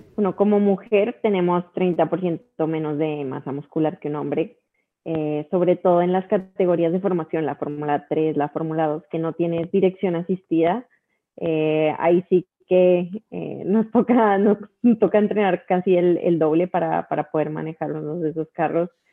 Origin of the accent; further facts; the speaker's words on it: Colombia; de Colombia